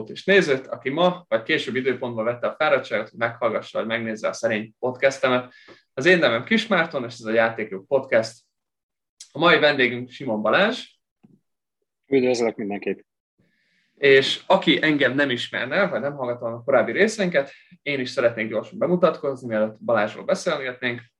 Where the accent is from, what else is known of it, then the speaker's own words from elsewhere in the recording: Kyiv, Ukraine; mindketten Kievben nőttünk fel